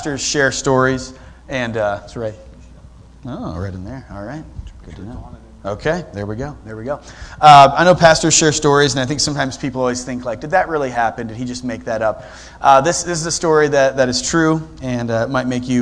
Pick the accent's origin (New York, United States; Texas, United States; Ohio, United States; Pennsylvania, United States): Ohio, United States; Sterling; moved away as an adult; also born or lived in Rittman, Ohio; now in Columbus, United States; I'm actually from Sterling, Ohio